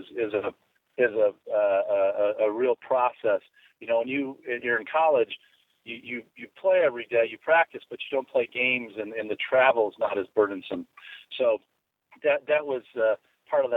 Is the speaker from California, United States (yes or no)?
no; Chicago, Illinois, United States; I grew up right outside Chicago